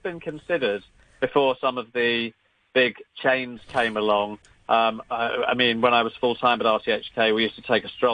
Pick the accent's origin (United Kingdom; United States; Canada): United Kingdom; London; moved away; a Cantonese restaurant in suburban North London, where I grew up